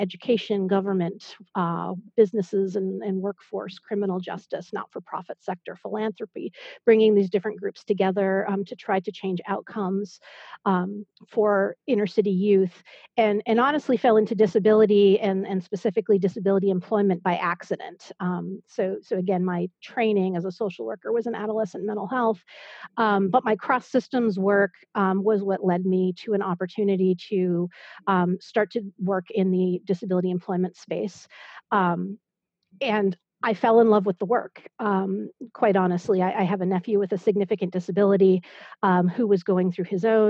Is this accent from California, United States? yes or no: yes; Berkeley, California, United States; also born or lived in Boston / New York / Iowa; now in Maryland/DC area, United States; I grew up in the San Francisco Bay Area